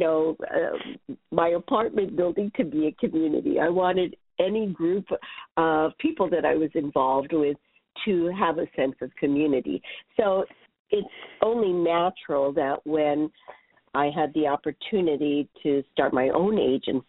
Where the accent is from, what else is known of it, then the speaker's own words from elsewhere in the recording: Hawaii, United States; moved away as an adult; now in New York City, United States; I was born and raised in Hawaii